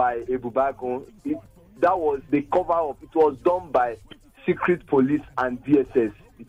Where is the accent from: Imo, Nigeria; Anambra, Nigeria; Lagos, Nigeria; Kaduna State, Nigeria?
Imo, Nigeria; I'm from Imo State too.